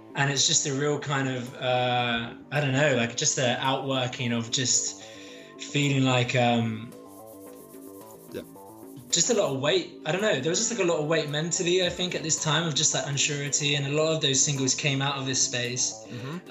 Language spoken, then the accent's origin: English; London, United Kingdom; moved away as an adult; now in Sheffield, United Kingdom; I'm I'm based in Sheffield. I'm actually from South London.